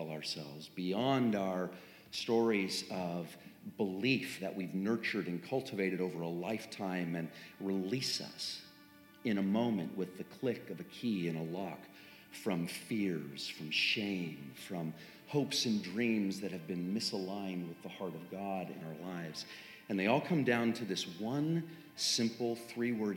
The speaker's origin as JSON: {"language": "English", "area": "Three Mile Island area", "region": "Pennsylvania", "country": "United States", "tie": "born or raised there", "moved": "yes", "lives_now": "Franklin, United States", "said": "That's my hometown, literally"}